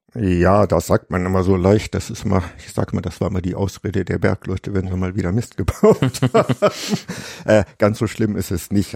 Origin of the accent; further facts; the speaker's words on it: Germany; moved away as an adult; Also ich stamme aus dem Harz